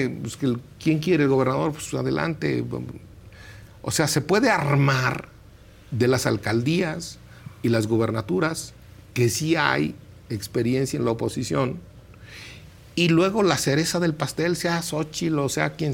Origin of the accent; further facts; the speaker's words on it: Pátzcuaro, Michoacán, Mexico; es que como yo soy del lago de Páscuaro, ya está. allá ni agua hay.